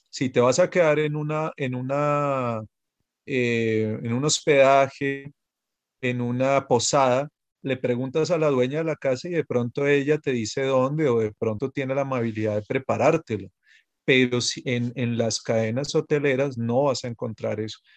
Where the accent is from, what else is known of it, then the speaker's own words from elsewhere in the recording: Bogotá, Bogotá Capital District, Colombia; yo soy de Bogotá, pero todo, yo creo que no hay, bueno, sí debe haber, claro que sí, pero, pero muchos bogotanos pues tenían pensado ir a San Andrés.